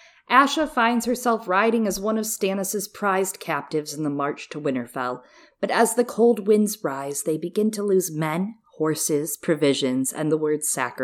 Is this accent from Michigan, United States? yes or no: yes; Michigan, United States; I grew up in Michigan